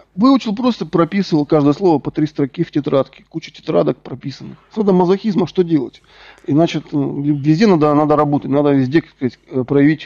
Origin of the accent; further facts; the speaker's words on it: Rostov-on-Don, Rostov Oblast, Russia; also born or lived in Donetsk; Я сам из Ростова-на-Дону, закончил Донецкий государственный технический университет.